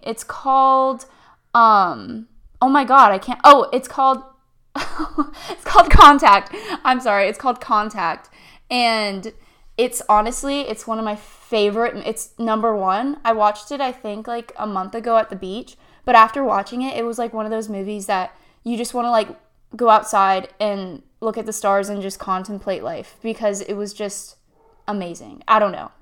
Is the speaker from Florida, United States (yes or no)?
yes; Tampa, Florida, United States; also born or lived in Stuart, Florida; My hometown is Tampa, Florida